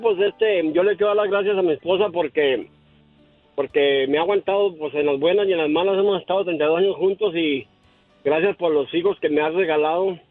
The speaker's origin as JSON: {"language": "Spanish", "region": "Durango", "country": "Mexico", "said": "Yo soy de Durango"}